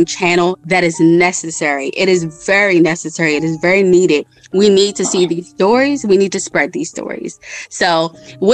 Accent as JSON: {"language": "English", "town": "Baltimore", "region": "Maryland", "country": "United States", "accent": "Baltimore", "said": "I'm from Baltimore. Yes, I am"}